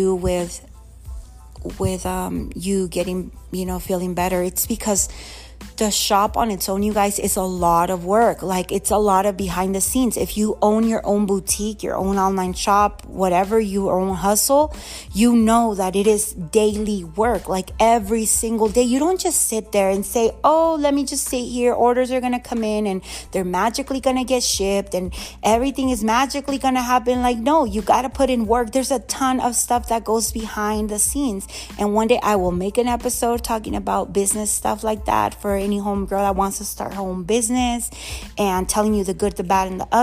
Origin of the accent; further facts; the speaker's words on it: Mexico; moved away; I want to go to my hometown.